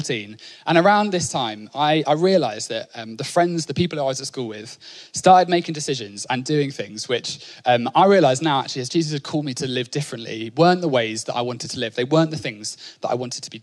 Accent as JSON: {"language": "English", "area": "Norfolk", "region": "East of England", "country": "United Kingdom", "tie": "born or raised there", "said": "I grew up in Norfolk"}